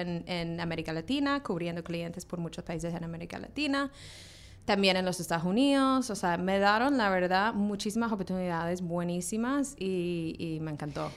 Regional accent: Australia; now in New York, United States; crecí en Australia

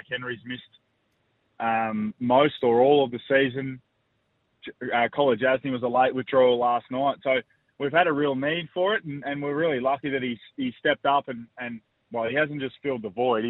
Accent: Swan Hill, Victoria, Australia; moved away; I'm headed up to my hometown of Swan Hill

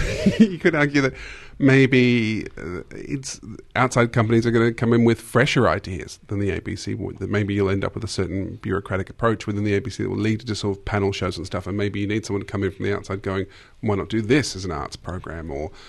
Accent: Australia; You know I'm Aussie

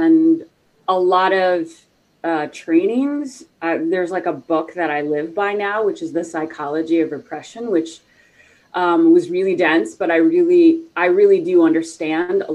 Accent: the South, United States; I grew up like in the South.

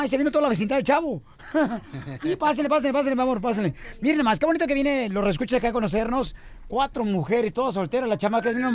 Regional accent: Mexico City, Mexico; moved away; Distrito Federal.

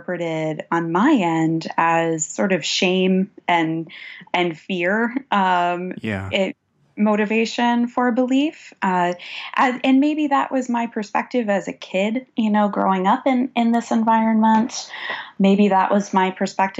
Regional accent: Pittsburgh, Pennsylvania, United States; So I grew up in Pittsburgh, Pennsylvania.

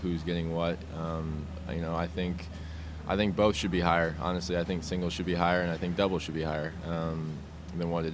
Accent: Omaha, Nebraska, United States; I'm from Omaha

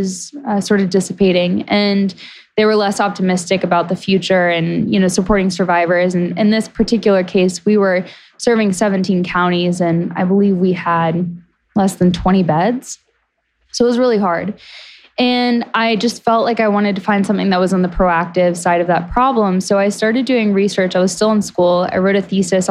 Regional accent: Tennessee, United States; now in Montana, United States; my hometown in Tennessee

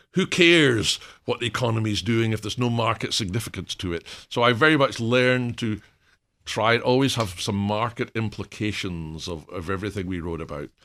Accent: Scotland, United Kingdom; moved away; being Scottish

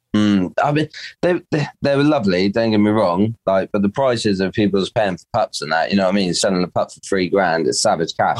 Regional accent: Dorset, South West England, United Kingdom; I'm Dorset, born and bred.

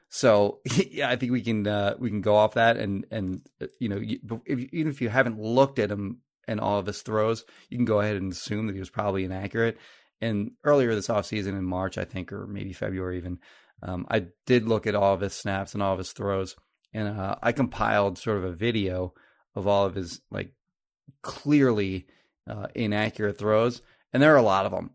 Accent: Marlton, New Jersey, United States; I grew up in Marlton and, uh, my parents sold their house in Marlton

